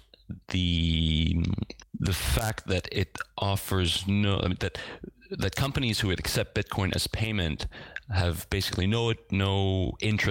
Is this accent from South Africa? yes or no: no; Eastern Canada, Canada; moved away as an adult; now in Lille, France; I was born in Eastern Canada, where I lived until I was in my early 20s